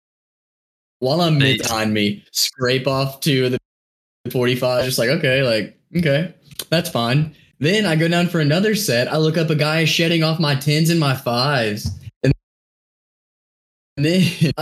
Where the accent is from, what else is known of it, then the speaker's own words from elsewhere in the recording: Arkansas, United States; I'm from Arkansas